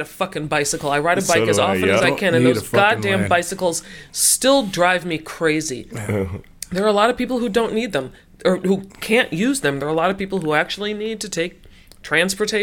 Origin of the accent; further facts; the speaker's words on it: Minneapolis, Minnesota, United States; we growing up in South Minneapolis